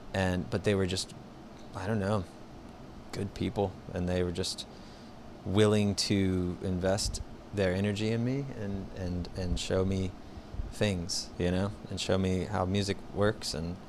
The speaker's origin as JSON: {"language": "English", "town": "Augusta", "region": "Georgia", "country": "United States", "tie": "born or raised there", "moved": "as an adult", "said": "I was born in Augusta, Georgia. Okay. And raised there till I was like, I guess 18, 19"}